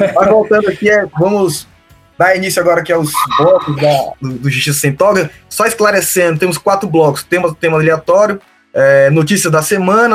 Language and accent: Portuguese; Porto Velho, Rondônia, Brazil; sou rondoniense, nasci em Porto Velho